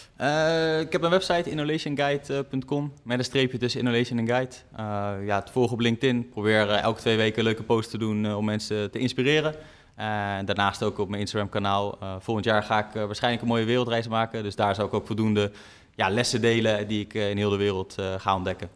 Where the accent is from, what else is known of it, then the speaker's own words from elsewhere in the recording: Netherlands; ons als Nederlanders